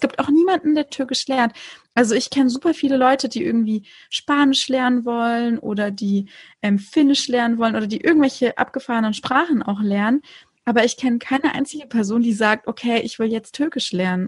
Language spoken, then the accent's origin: German; Konstanz, Baden-Württemberg, Germany; ich bin an der Schweizer Grenze in Konstanz aufgewachsen